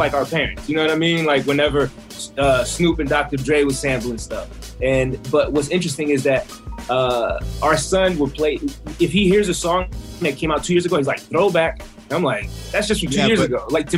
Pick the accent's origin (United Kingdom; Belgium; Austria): Belgium; English is a second language; I grew up in Belgium in the late 80s, and it made no difference. We didn't know what East Coast, West Coast was.